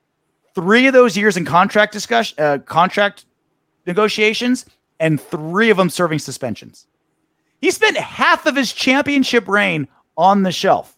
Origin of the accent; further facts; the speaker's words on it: Rochester, New York, United States; got me through life as a kid growing up in Rochester, New York. It's not the most safe hood in New York.